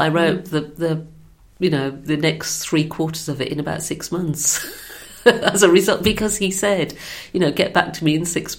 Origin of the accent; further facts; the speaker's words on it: Birmingham, West Midlands, United Kingdom; I'm from Birmingham.